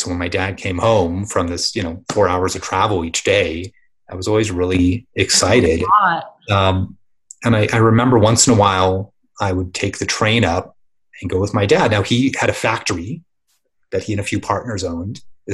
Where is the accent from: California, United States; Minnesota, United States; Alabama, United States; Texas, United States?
California, United States; San Diego; I grew up in San Diego.